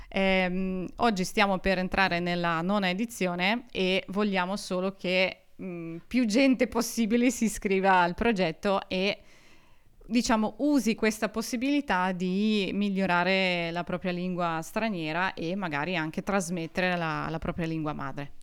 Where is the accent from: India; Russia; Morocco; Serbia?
Russia; Urals; first language Russian; Italian is a second language; moved away as an adult; now in Trento, Italy; io sono di origine russa, vengo dalla fredda Russia, ovvero dagli Urali, e vivo in Italia da quattro anni e mezzo più o meno